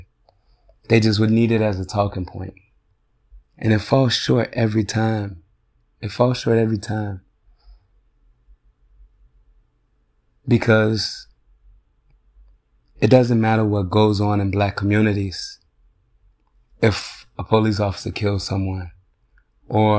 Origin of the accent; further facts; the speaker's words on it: Chicago, Illinois, United States; now in Chaska, United States; now I live in white suburbia. And I'm from Chicago.